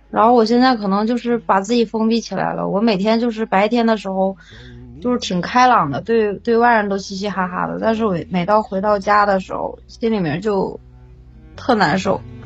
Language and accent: Chinese; Jilin, China; 东北的，吉林的